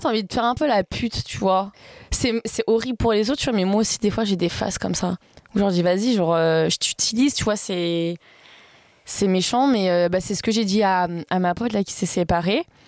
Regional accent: Valence, Auvergne-Rhône-Alpes, France; also born or lived in Grasse; Je suis née à Grasse, mais j'ai pas grandi là-bas. Enfin, je suis née à... je suis à Valence, sinon dessous de Lyon

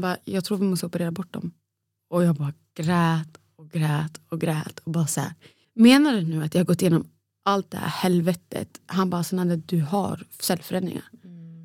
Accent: Sweden; moved away as an adult; also born or lived in Borås; now in Stockholm, Sweden; den spralliga tjejen från Borlänge

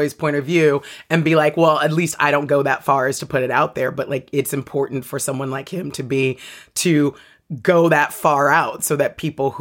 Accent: Diamond Bar, California, United States; moved away; also born or lived in Los Angeles / New York; my parents moved very quickly to this place called Diamond Bar, which is near Pomona.

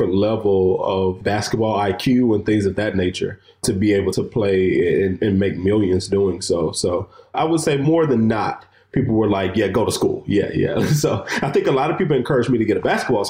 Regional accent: Chattanooga, Tennessee, United States; moved away as an adult; also born or lived in Bluefield, Virginia; born and raised from Chattanooga, Tennessee, and grew up there my whole life.

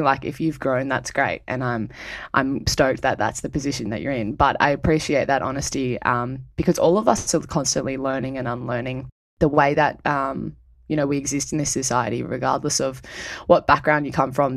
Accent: Cronulla, New South Wales, Australia; I was born and raised on Darawa country, south of Sydney, in an area that you'd probably know as Cronulla.

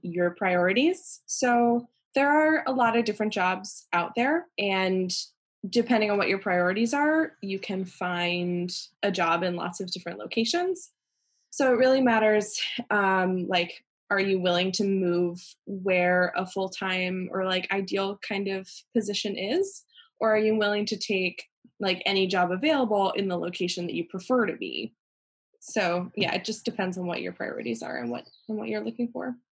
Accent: Pennsylvania, United States; moved away; also born or lived in North Carolina; I grew up in Pennsylvania, and I've lived in a lot of places

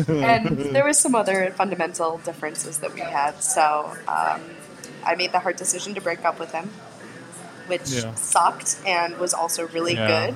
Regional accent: Buffalo, New York, United States; moved away as an adult; also born or lived in Boston; now in Vietnam; I grew up in Buffalo

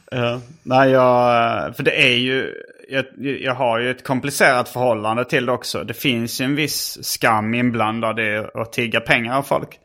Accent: Sweden; jag var från Sverige

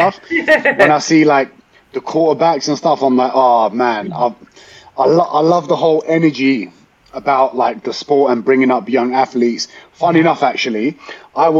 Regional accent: London, United Kingdom; I said, oh, London

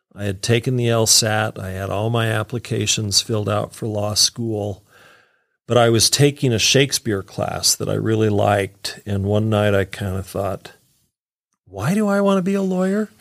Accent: Utah, United States; I'm a kid from Utah here

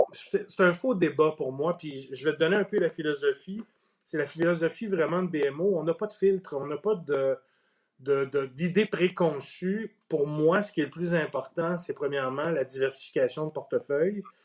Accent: Outaouais, Quebec, Canada; je viens d'Outaouais. Mhm. Mon père a été longtemps directeur de caisse populaire dans l'Outaouais.

